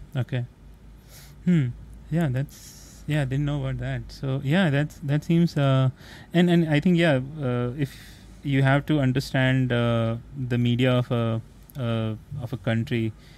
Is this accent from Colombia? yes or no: no; India; as an Asian because I'm from India, so India is also Asian